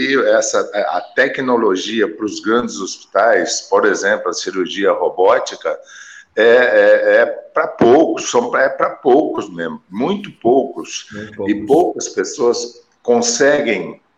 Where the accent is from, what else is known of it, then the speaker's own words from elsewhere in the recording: Jordânia, Minas Gerais, Brazil; eu sou de Jordânia. quer dizer, eu tenho aqui uma tomografia de dois canais, né, é, ressonância aqui na minha cidade não tem.